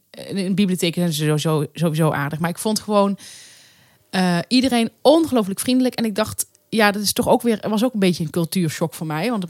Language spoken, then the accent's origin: Dutch; Limburg, Netherlands; want ze herkennen mij nooit als Limburger.